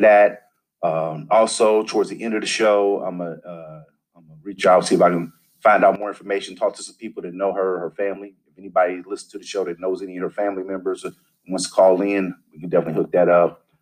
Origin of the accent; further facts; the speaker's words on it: St. Louis, Missouri, United States; I'm from the Midwest, St. Louis area